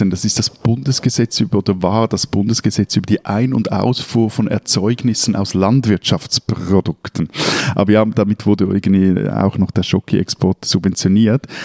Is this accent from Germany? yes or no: no; Switzerland; also born or lived in Lake Zurich area